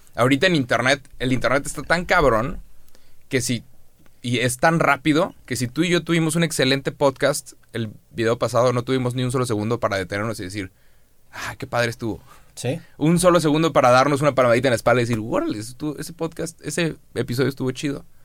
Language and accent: Spanish; Monterrey, Nuevo León, Mexico; Somos de Monterrey